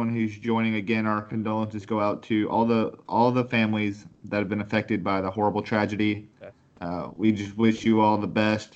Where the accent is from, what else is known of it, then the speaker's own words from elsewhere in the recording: Nashville, Tennessee, United States; I'm from the Nashville area. Nashville, Tennessee.